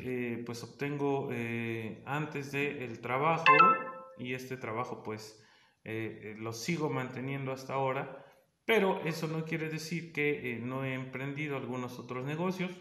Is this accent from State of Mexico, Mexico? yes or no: yes; State of Mexico, Mexico; yo soy del Estado de México